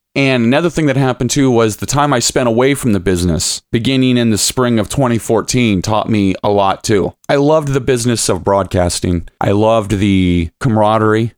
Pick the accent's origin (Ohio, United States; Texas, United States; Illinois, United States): Ohio, United States; Lima; now in Toledo, United States; I'm originally from, born and raised in Lima, Ohio